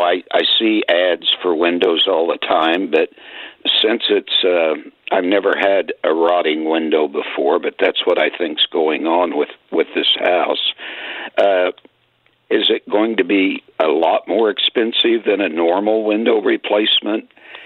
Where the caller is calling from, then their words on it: Illinois, United States; And I'm actually calling from the Illinois side.